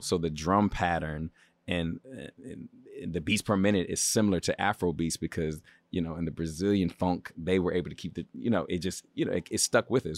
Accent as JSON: {"language": "English", "town": "Baltimore", "region": "Maryland", "country": "United States", "moved": "yes", "lives_now": "Los Angeles, United States", "said": "I'm from the East Coast. I'm from Baltimore"}